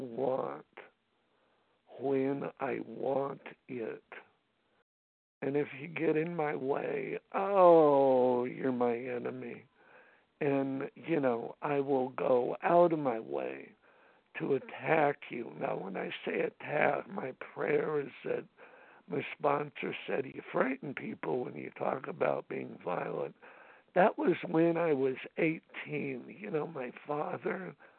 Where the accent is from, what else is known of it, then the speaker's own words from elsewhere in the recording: Los Angeles, California, United States; I'm from Los Angeles and we live close to, you know, Dodger Stadium